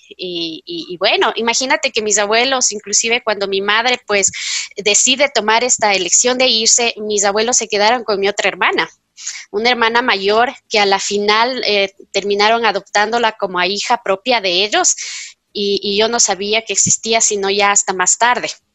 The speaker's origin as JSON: {"language": "Spanish", "town": "Quito", "region": "Pichincha", "country": "Ecuador", "tie": "born or raised there", "said": "yo soy quiteña, tengo 45 años"}